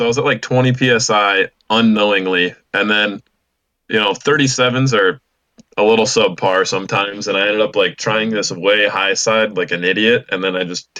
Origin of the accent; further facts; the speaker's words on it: Illinois, United States; I'm from Illinois.